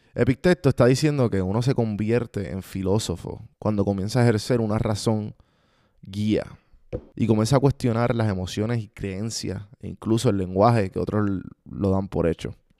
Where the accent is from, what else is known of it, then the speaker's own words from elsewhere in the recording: Puerto Rico; Nosotros puertorriqueños, los que están escuchando esto, que somos de Puerto Rico